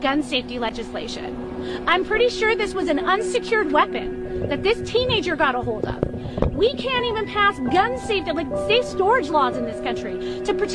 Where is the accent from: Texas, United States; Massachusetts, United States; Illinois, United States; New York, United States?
Illinois, United States; Highland Park; I'm from Highland Park, Illinois